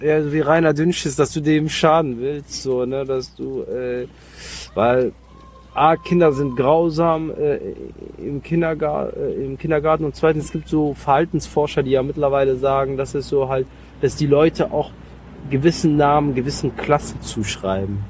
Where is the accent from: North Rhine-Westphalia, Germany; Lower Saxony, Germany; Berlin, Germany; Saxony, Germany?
North Rhine-Westphalia, Germany; Mönchengladbach; moved away as an adult; now in Cologne, Germany; ich bin in Mönchengladbach groß geworden